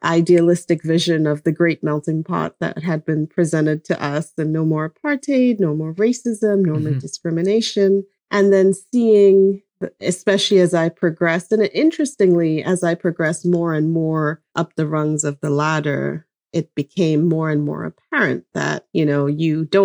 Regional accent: Lesotho; moved away; I grew up in Lesotho, which was technically politically independent.

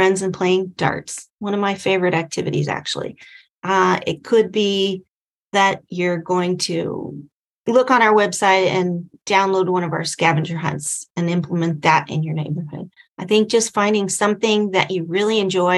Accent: San Diego, California, United States; my hometown here in San Diego

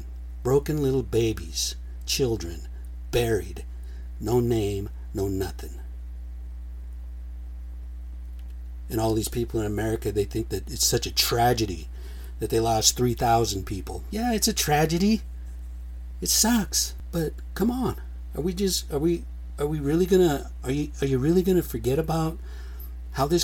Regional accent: United States; we're American Indian

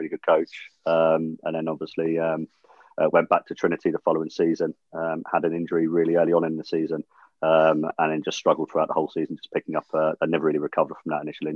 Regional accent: Jersey; growing up in Jersey

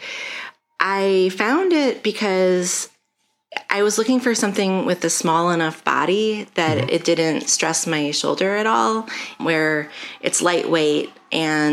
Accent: Chicago, Illinois, United States; I'm from Chicago. I was born at Columbus Hospital along Lakeshore Drive back when that existed. And I lived my whole life in the Lakeview neighborhood

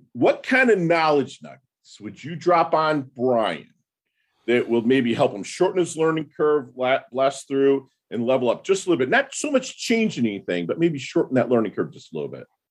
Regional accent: Midwest, United States; I'm from the Midwest.

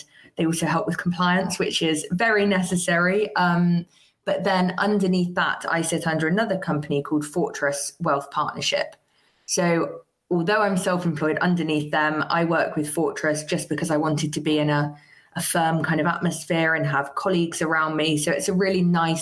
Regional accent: Somerset, South West England, United Kingdom; I grew up in Somerset

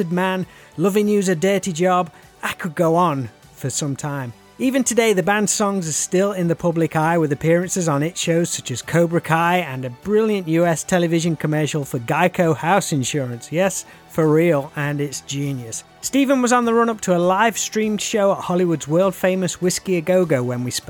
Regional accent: England, United Kingdom; accent: common English; also born or lived in Nottingham; Mine just sounds like some horrible common English accent

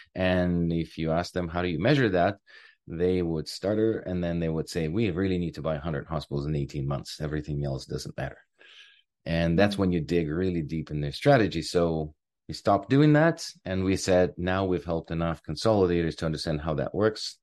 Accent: Ukraine; moved away as an adult; now in Canada; I am originally from Ukraine. I came here in two thousand and two.

